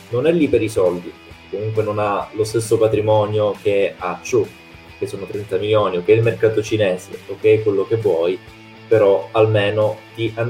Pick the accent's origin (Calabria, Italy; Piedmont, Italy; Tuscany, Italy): Calabria, Italy; io sono calabrese, siamo lì vicini